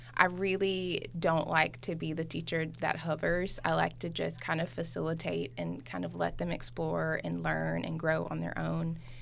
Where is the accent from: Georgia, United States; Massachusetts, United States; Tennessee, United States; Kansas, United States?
Tennessee, United States; Memphis; moved away; I was at home in my hometown in Memphis